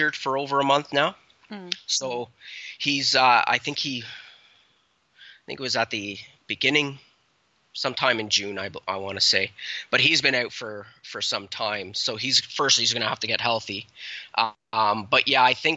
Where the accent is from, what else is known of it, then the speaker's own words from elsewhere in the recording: Canada; We're so Canadian